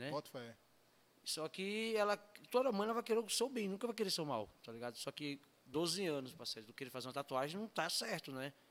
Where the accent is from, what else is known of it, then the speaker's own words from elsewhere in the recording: São Paulo, Brazil; Eu não sou daqui, né? Sou de São Paulo, né?